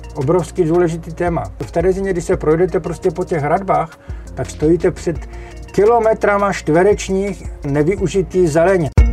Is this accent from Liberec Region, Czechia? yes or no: no; Jeseník, Olomouc Region, Czechia; moved away; Já jsem Moravák ze Severní Moravy, eh, z Jeseníku